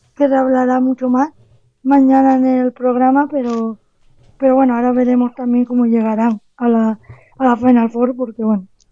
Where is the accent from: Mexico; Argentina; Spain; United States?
Spain; somos más entrenadores españoles